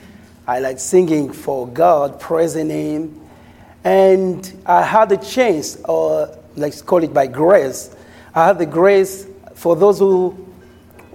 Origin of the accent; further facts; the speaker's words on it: Cabinda, Angola; moved away as an adult; now in United States; I'm from Angola, from Cabinda specifically.